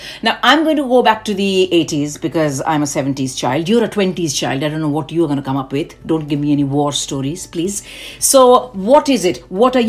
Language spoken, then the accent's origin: English; Delhi, India; also born or lived in Kolkata / Indore / Bhopal / Kanpur; of my growing up years was in Delhi because dad was posted in Delhi for the longest time. But then I was born in Calcutta, then I came over to Delhi.